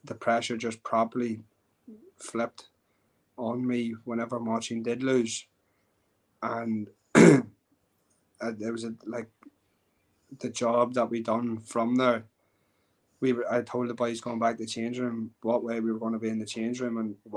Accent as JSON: {"language": "English", "country": "Ireland", "said": "as an Irish MMA fighter"}